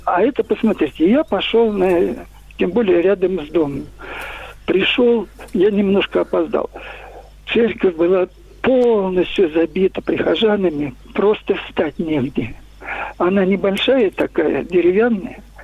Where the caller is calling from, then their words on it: Moscow, Russia; я звоню из Москвы